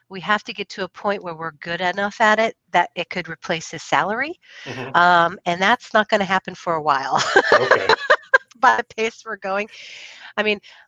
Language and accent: English; Puyallup, Washington, United States; also born or lived in McChord Air Force Base, Washington; I grew up on the Air Force Base, McCord Air Force Base